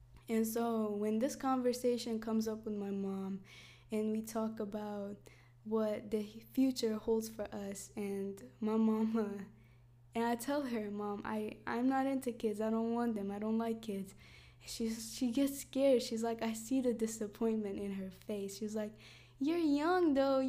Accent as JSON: {"language": "English", "area": "Iraqi Kurdistan", "region": "Kurdistan Region", "country": "Iraq", "tie": "born or raised there", "also_born_or_lived": "United States", "moved": "yes", "said": "I was born in Iraqi Kurdistan"}